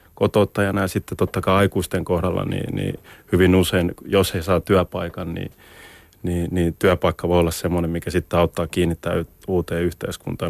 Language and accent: Finnish; Helsinki, Uusimaa, Finland; moved away as an adult; kasvoin, kasvoin Maunulassa